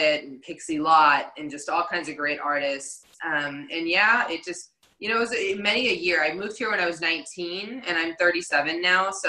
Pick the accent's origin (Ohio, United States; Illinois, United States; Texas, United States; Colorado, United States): Texas, United States; Dallas; moved away as an adult; also born or lived in Los Angeles; I did grow up in Dallas, Texas.